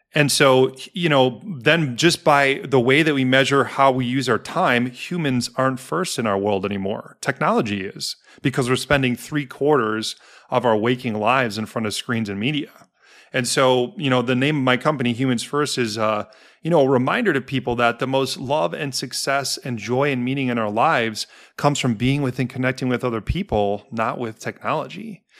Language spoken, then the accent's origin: English; Milwaukee, Wisconsin, United States; also born or lived in Denver; now in Chicago, United States; I'm from Milwaukee